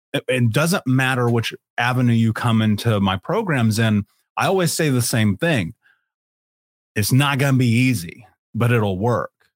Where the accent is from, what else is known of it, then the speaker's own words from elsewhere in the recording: Indianapolis, Indiana, United States; I grew up in Indianapolis.